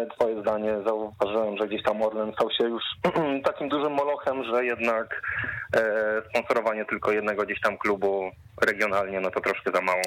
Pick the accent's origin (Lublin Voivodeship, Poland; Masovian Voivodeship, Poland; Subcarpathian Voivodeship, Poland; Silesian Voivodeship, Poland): Masovian Voivodeship, Poland; near Płock; jestem z okolic Płocka